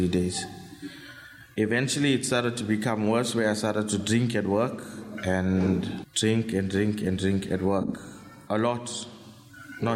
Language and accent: English; Phoenix, KwaZulu-Natal, South Africa; I grew up in Phoenix with a mom, my mom, my dad, sister